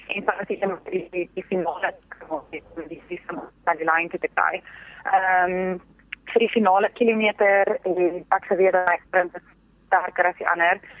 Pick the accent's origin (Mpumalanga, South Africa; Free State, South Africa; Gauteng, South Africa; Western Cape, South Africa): Gauteng, South Africa; Pretoria; ek het in Pretoria groot geword